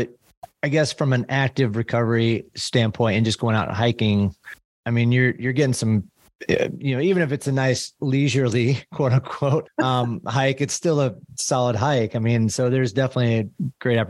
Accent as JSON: {"language": "English", "town": "Peoria", "region": "Illinois", "country": "United States", "tie": "born or raised there", "moved": "yes", "lives_now": "San Diego, United States", "said": "I'm from Peoria, Illinois"}